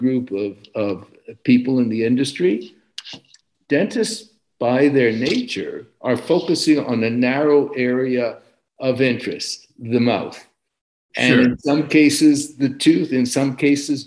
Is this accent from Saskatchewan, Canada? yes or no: no; Montreal, Quebec, Canada; moved away as an adult; also born or lived in Boston / Vancouver; now in Los Angeles, United States; I grew up in Eastern Canada. I grew up in Montreal.